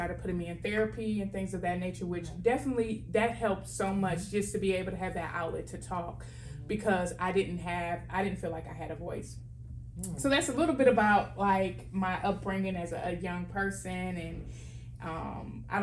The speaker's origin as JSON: {"language": "English", "town": "Milwaukee", "region": "Wisconsin", "country": "United States", "tie": "born or raised there", "said": "Born and raised in Milwaukee, Wisconsin"}